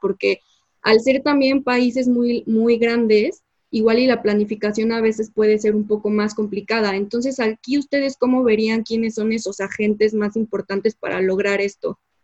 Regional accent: Mexico; como mexicanos, ¿tú a qué crees que nos estamos enfrentando?

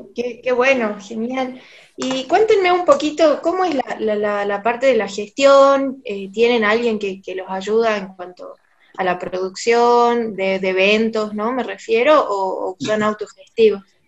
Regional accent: Salta, Argentina; nosotros somos No de la provincia de Salta, de Argentina

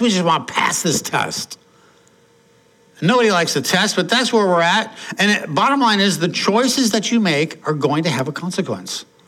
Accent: Portland, United States; when I was growing up in Portland, uh, mom, dad, and I had an older brother

